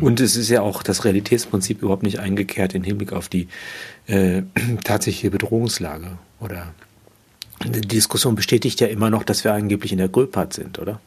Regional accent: Unna, North Rhine-Westphalia, Germany; Ich wurde in Unna geboren

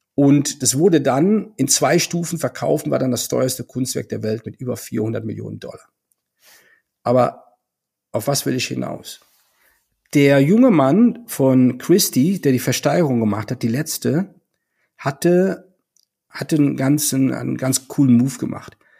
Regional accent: Düren, Jülich, Euskirchen area, North Rhine-Westphalia, Germany; moved away; bei den Vereinigten Industrieverbänden Düren, Jülich, Euskirchen in meiner alten Heimat.

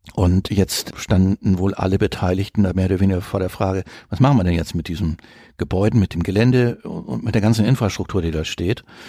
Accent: Northern Germany, Germany; now in Cologne, Germany; Ich bin gebürtiger Norddeutscher, der jetzt seit mehreren Jahrzehnten in Köln wohnt

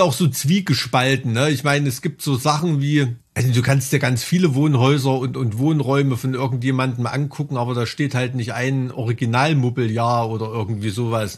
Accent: East Germany, Germany; bin ich ganz oft der einzige Ossi dort

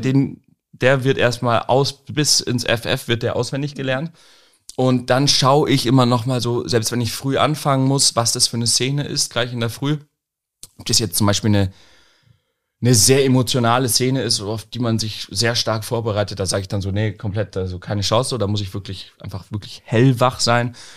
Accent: Munich, Bavaria, Germany; moved away as an adult; now in Lüneburg, Germany; Ich komme aus München ja ursprünglich. Ähm, und ich bin jetzt hier hochgezogen

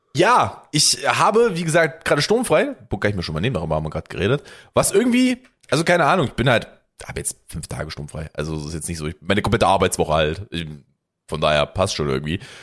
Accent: Germany; als Deutscher

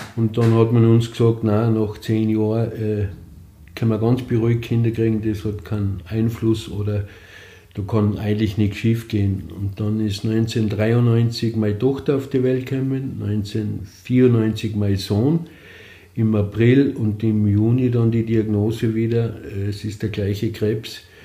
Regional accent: Austria; moved away as an adult; also born or lived in Vienna, Austria; now in Lienz, Austria; Ich bin aufgewachsen im Grafnanger, habe da meine Jugend verbracht, bis ich dann noch beruflich äh, nach Wien gegangen bin.

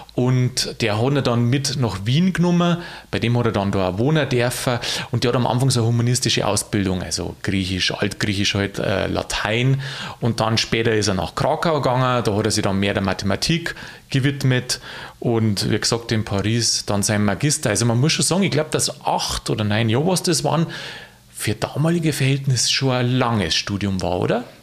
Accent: Lower Bavaria, Germany; als Niederbayer

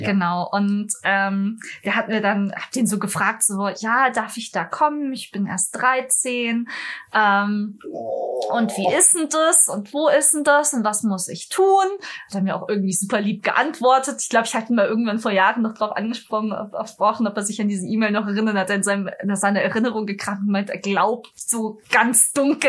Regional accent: Munich, Bavaria, Germany; Ich komme aus München.

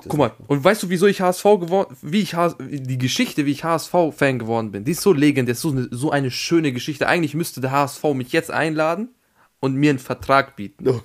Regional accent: Vienna, Austria; ich bin ja Österreicher

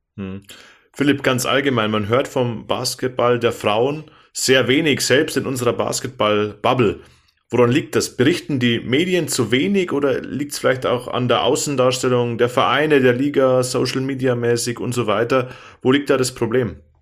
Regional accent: Wasserburg area, Bavaria, Germany; TSV Wasserburg, das ist eher meine Heimat, meine heimatlichen Gefilde

